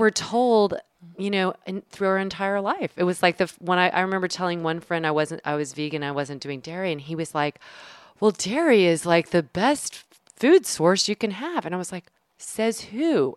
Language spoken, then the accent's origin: English; the South, United States; I'm from the South